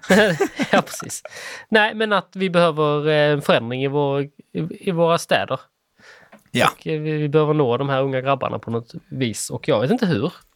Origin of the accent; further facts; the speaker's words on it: Sweden; jag är svensk